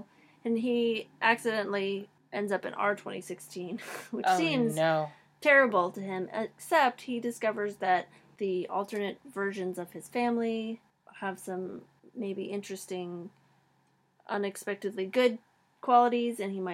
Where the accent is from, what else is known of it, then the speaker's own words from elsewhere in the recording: Utah, United States; I am from Utah